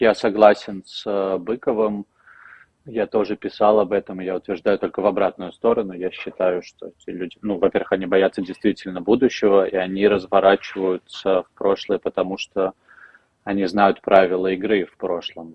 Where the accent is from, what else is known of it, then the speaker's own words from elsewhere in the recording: Belarus; now in Switzerland; я белорус.